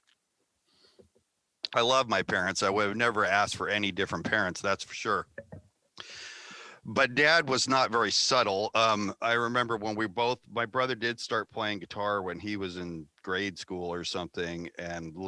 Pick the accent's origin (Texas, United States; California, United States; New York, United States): California, United States; We're all from California